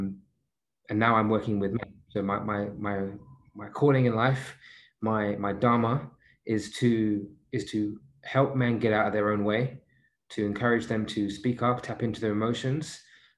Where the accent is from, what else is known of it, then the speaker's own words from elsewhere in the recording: London, United Kingdom; moved away; I grew up in Southeast London. You know, I was born and raised in London.